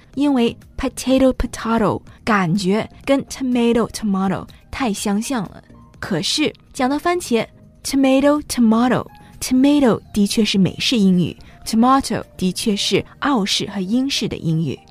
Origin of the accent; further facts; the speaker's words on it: the north of England, United Kingdom; moved away; 我小的时候在北方长大，后来我读大学的时候，我是在南方